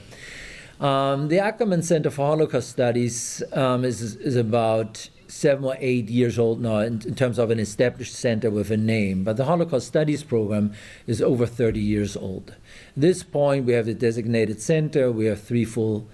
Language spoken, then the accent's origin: English; Germany; English is a second language; moved away as an adult; now in Texas, United States; you probably will have noticed by my absent Texan accent that I'm originally from Germany. When I grew up in Germany